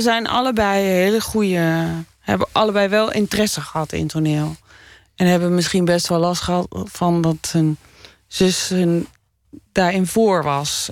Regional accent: Doetinchem, Gelderland, Netherlands; also born or lived in Winterswijk; ik ben in Menswijk geboren en daarna naar Doetinchem verhuisd

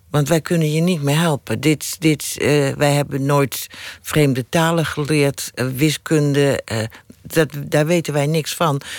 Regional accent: Rotterdam, South Holland, Netherlands; accent: Rotterdam; Mijn Rotterdamse accent afleren.

